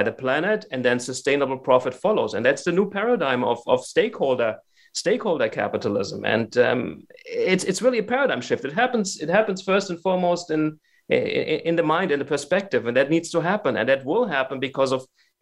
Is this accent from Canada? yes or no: no; Germany; now in United States; I'm from Germany